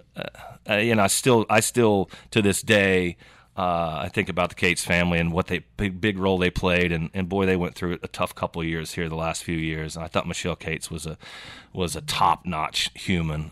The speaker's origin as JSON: {"language": "English", "town": "Yukon", "region": "Oklahoma", "country": "United States", "tie": "born or raised there", "said": "I grew up in Yukon, Oklahoma"}